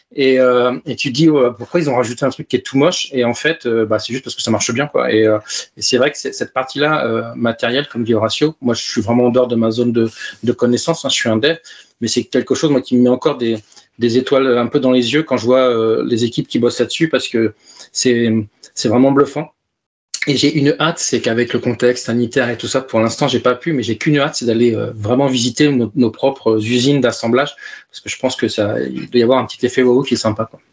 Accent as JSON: {"language": "French", "town": "Tours", "region": "Centre-Val de Loire", "country": "France", "tie": "born or raised there", "said": "à Tours, ma ville d'origine."}